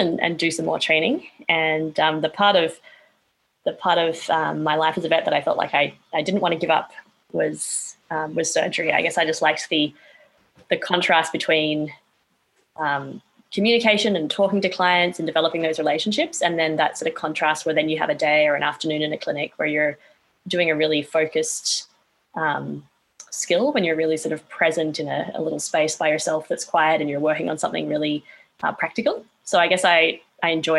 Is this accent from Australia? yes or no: yes; Brisbane, Queensland, Australia; moved away as an adult; also born or lived in Canada; I was born and raised in Brisbane, Australia, and spent a brief stint as well in Canada growing up, but mainly in Australia.